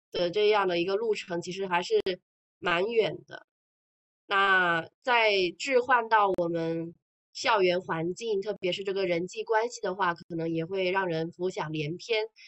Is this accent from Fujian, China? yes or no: yes; Fujian, China; 我们闽南这边很喜欢烧香拜佛嘛